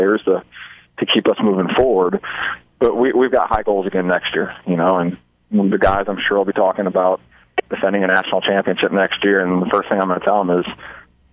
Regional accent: Omaha, Nebraska, United States; now in Hastings, United States; I'm from Omaha, Nebraska

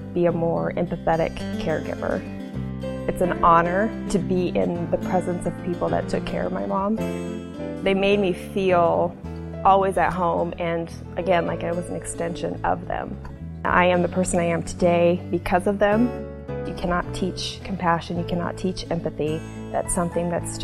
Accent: Hastings, Nebraska, United States; I was born and raised here in Hastings, Nebraska

